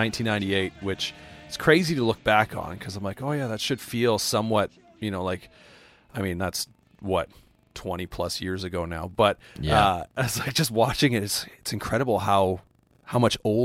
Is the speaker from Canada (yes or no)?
yes; Calgary, Alberta, Canada; growing up in the Calgary scene in Alberta, Canada